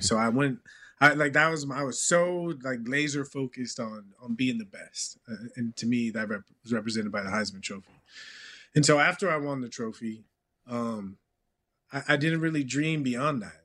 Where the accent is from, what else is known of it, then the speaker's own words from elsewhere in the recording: California, United States; moved away as an adult; also born or lived in Texas; growing up in California